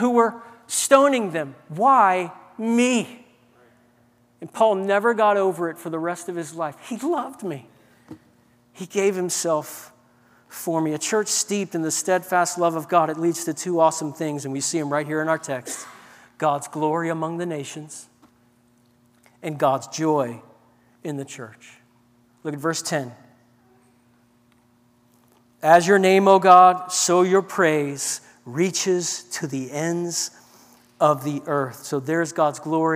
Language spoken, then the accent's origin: English; New Orleans, Louisiana, United States; I grew up in New Orleans